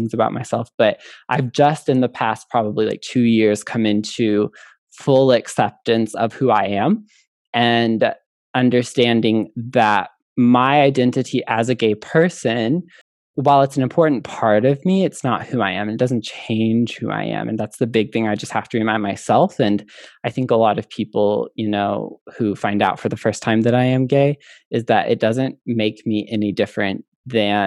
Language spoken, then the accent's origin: English; Midwest, United States; I grew up in the Midwest